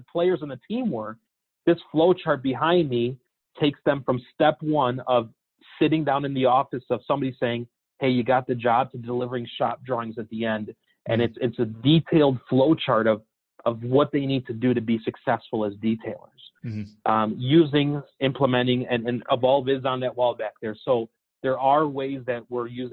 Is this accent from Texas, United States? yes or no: no; Chicago, Illinois, United States; I'm from Chicago